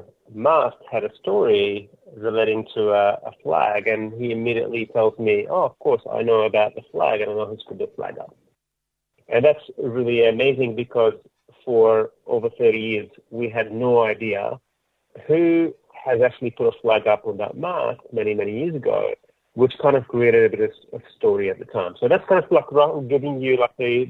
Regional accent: Jenin, West Bank, Palestine; now in Sydney, Australia; from the same hometown as I, from Jenin

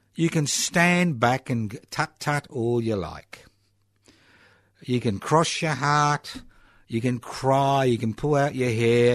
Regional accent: Queensland, Australia; now in Victoria, Australia; where I came from, which was, I was born in Queensland, but that's another story during the Bjalke Peters era, where I, uh, was a refugee

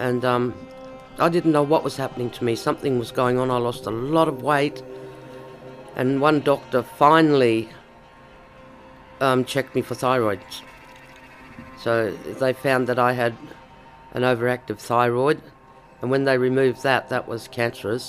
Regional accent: Koonibba Mission, South Australia, Australia; also born or lived in Ceduna, far west coast of South Australia; My story actually started on Kuniba Mission. I was born there, delivered by my grandmother, and I grew up my first 10 or 11 years on that mission

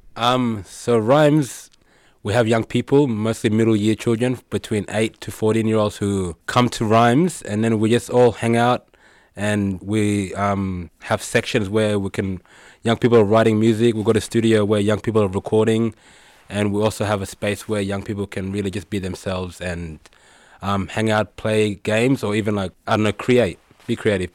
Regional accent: Fitzroy, Victoria, Australia; coming from a background or growing up in Fitzroy

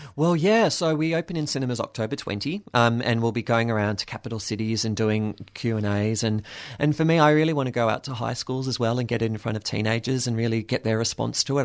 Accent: Williamstown, Victoria, Australia; I grew up in Williamstown, so that was my little bubble

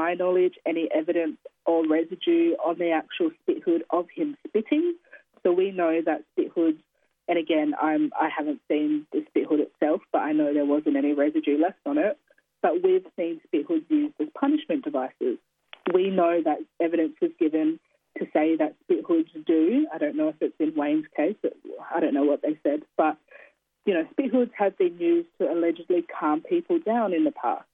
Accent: Kaurna land, South Australia, Australia; moved away as an adult; also born or lived in New South Wales; now in Sydney, Australia; We grew up on Kaurna land

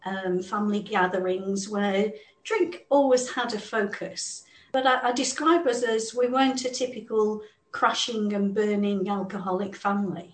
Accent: England, United Kingdom; I grew up in England, as you can hear from the accent

